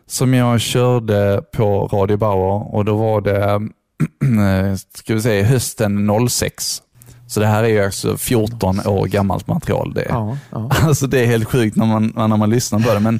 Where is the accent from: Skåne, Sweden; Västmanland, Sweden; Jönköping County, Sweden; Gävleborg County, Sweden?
Skåne, Sweden; accent: Scanian; Jag var ju fruktansvärt skånsk alltså.